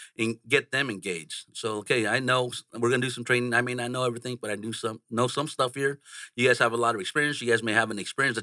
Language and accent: English; San Jose, California, United States; I grew up in San Jose, California